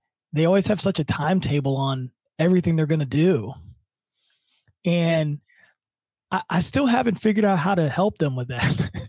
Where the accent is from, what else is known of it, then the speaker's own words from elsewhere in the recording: the South, United States; I'm from the South too